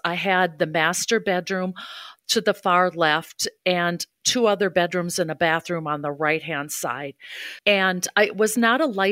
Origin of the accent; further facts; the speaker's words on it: Hudson, Wisconsin, United States; moved away as an adult; also born or lived in St. Paul area / Ohio / Waunakee, Wisconsin; I grew up in Hudson, Wisconsin